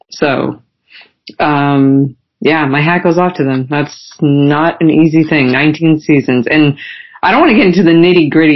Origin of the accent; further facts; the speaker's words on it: Canada; as Canadians